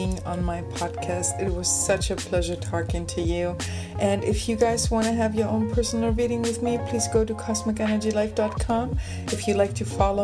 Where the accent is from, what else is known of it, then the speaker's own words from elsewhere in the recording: Germany; accent: German; English is a second language; also born or lived in Alexandroupolis, Greece; And I was born, raised, and I have lived in Germany, though. I have a German accent